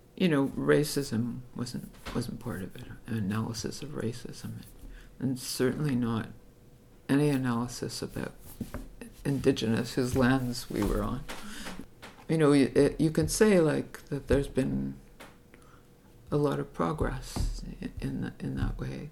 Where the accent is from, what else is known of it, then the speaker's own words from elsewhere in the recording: Montreal, Quebec, Canada; I grew up in Utrema, which was then like a a Jewish enclave